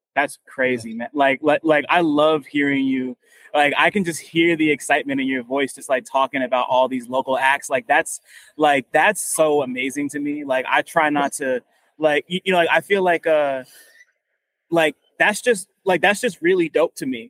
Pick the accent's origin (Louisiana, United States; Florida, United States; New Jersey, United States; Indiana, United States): New Jersey, United States; I'm from Jersey